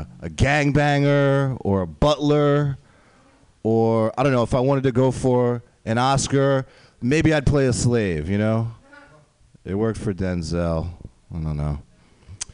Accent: Westchester County, New York, United States; I'm not really from the city. I lived there for like a year. I'm from the suburbs, Westchester County

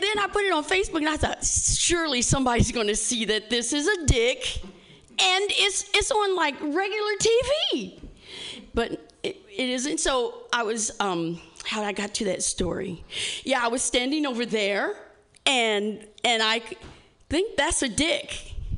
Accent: Indiana, United States; I'm from Indiana

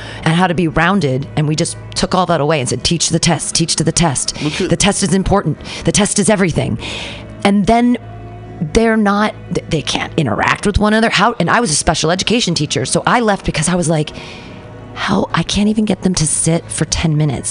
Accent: United States; as an American

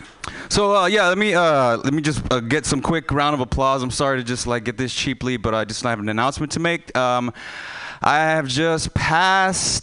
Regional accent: Houston, Texas, United States; I'm from Houston, Texas. So I might have an accent here and there

